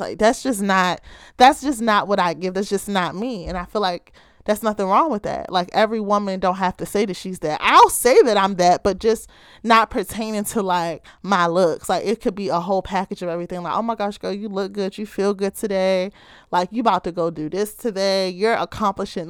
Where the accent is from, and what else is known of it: Baltimore, Maryland, United States